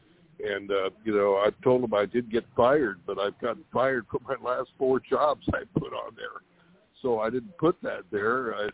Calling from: California, United States; from California.

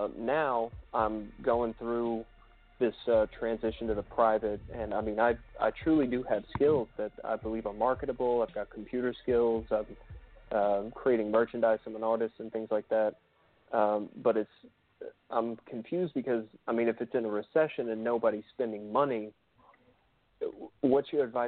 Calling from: Oklahoma City, Oklahoma, United States; I'm calling from Oklahoma City.

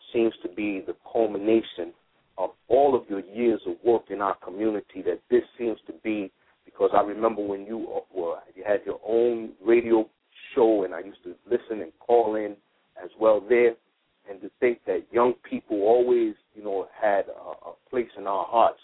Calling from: New York City, New York, United States; I'm calling from Queens, New York

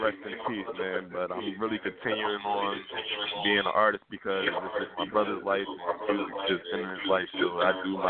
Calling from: Camden, New Jersey, United States; I'm calling from Camden, New Jersey right now.

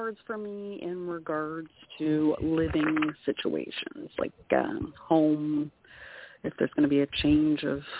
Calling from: Canada; from Canada.

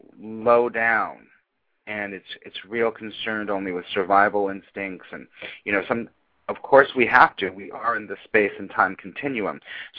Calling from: New York City, New York, United States; as usual, I'm calling from New York City.

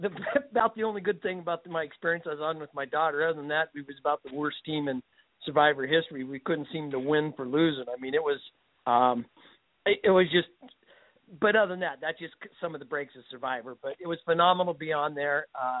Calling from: Washington, United States; I'm calling from Washington State.

